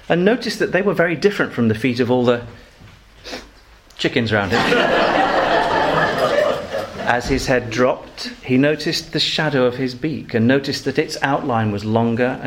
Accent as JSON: {"language": "English", "town": "Manchester", "region": "North West England", "country": "United Kingdom", "also_born_or_lived": "Macclesfield", "said": "I'm a Mancunian, which means I'm from Macclesfield. Manchester."}